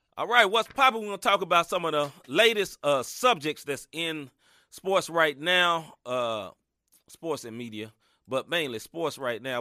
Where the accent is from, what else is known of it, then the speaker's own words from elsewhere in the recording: Tennessee, United States; I'm from Tennessee